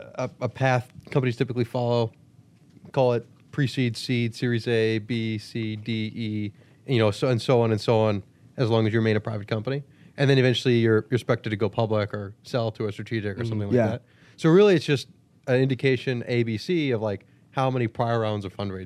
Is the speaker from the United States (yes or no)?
yes; Washington, D.C. area, United States; D.C., right outside D.C., suburb.